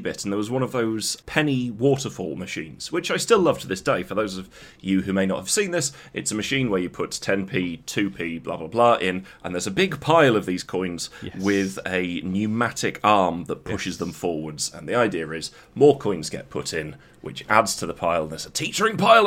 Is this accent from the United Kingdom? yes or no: yes; Coventry, West Midlands, United Kingdom; growing up in Coventry